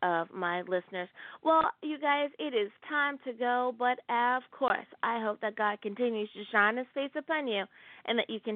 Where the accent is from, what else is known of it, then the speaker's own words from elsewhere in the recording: United States; my home country, the United States of America.